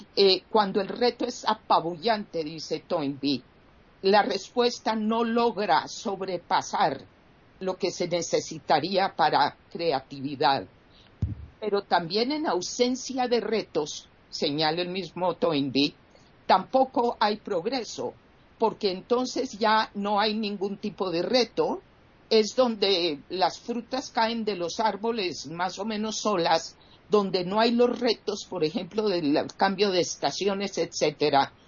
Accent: Colombia; en mi país Colombia

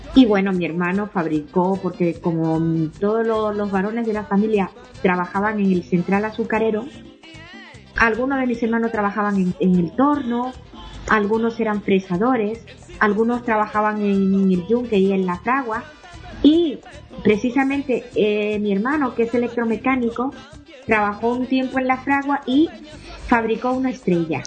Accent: Dominican Republic; born or raised there; moved away

